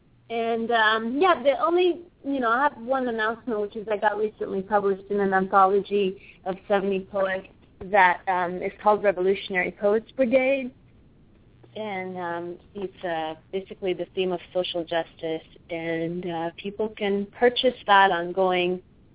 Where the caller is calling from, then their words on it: Los Angeles, California, United States; Los Angeles, Central Los Angeles.